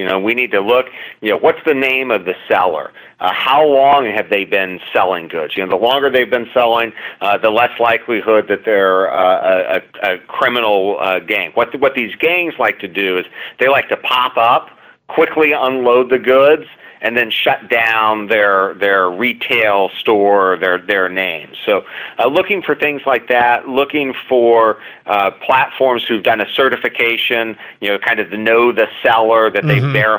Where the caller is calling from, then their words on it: Washington, District of Columbia, United States; I'm joining you from Washington, D.C., got a big train station a couple blocks from the Capitol.